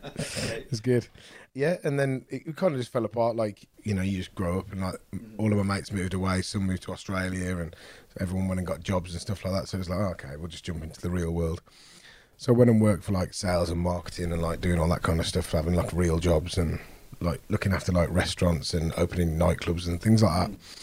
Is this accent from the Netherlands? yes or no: no; Wolverhampton, West Midlands, United Kingdom; I'm from Wolverhampton